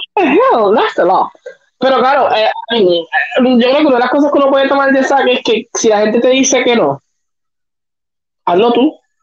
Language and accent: Spanish; Puerto Rico; nosotros como puertorriqueños.